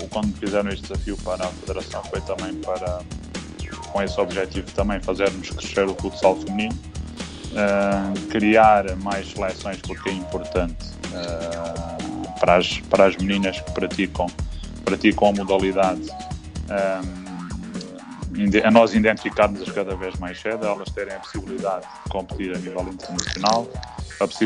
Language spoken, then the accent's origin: Portuguese; Martim Longo, Algarve, Portugal; uns miúdos aqui da minha aldeia, que era, era e é Martilom